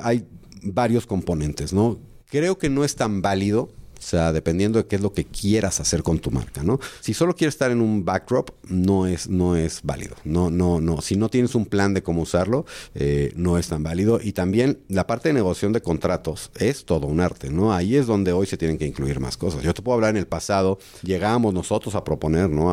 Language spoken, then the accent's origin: Spanish; Mexico